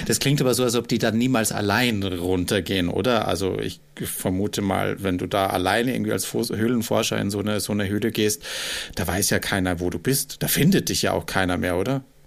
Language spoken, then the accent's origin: German; Austria; als Österreicher